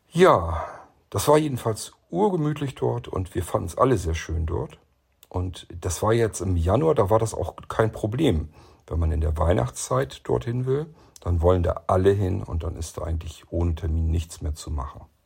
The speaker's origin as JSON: {"language": "German", "region": "Lower Saxony", "country": "Germany", "said": "ich als Niedersachse"}